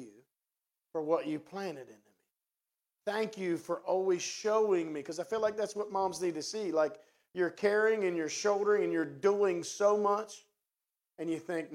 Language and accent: English; West Virginia, United States; accent: hillbilly; also born or lived in Martinsburg, West Virginia; now in Cumberland, United States; That's my hillbilly language. I'm from West Virginia